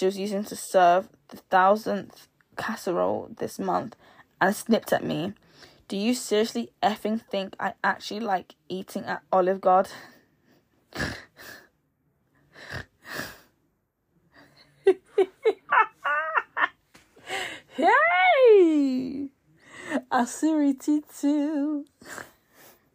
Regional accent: Nigeria; I'm Nigerian

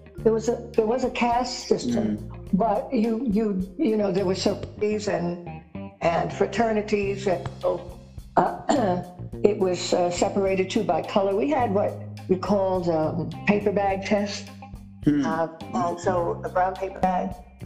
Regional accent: New York, United States; And so she pulled us out and I attended an Episcopal school in Manhattan.

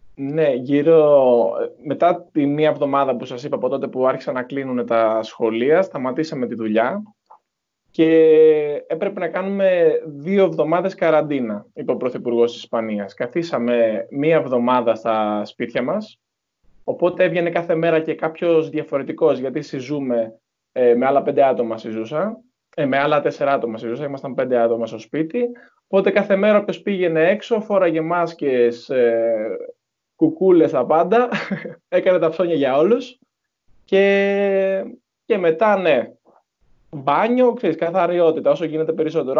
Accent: Patras, Western Greece, Greece; moved away as an adult; also born or lived in Zaragoza, Spain; έχω έρθει στο χωριό μου

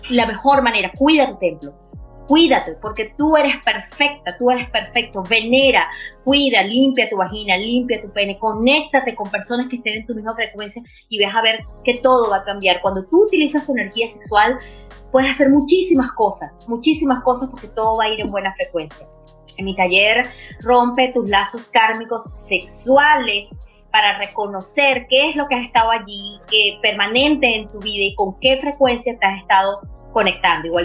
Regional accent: Venezuela; soy una chica venezolana y quiero dejar, que eh, eso sí, yo, soy mucho de, mis raíces

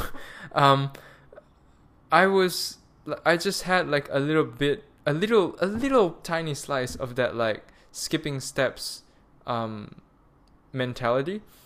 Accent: Malaysia; also born or lived in Munich, Germany; now I'm back home, um, in Malaysia. I'm Malaysian

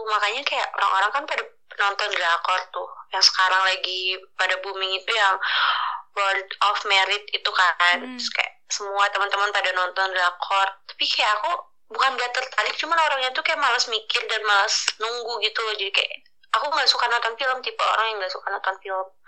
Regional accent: Garut, West Java, Indonesia; enggak aku asli lahir dari Garut

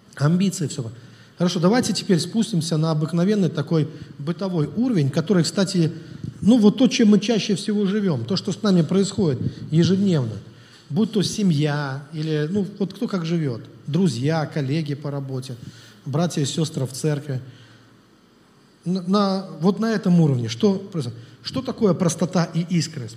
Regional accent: Russia; Я тоже из России, из Совка

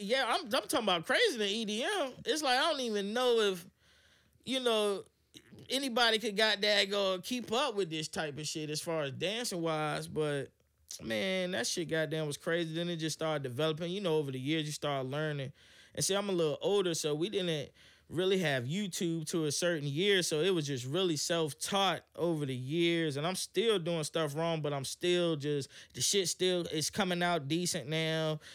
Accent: Hampton, Virginia, United States; also born or lived in Atlanta; I'm from Hampton, and, um, I grew up in the church.

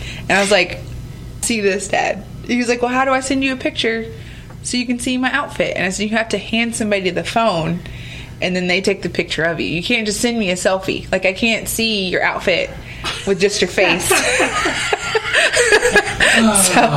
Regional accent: Lubbock, Texas, United States; moved away; I'm from Lubbock

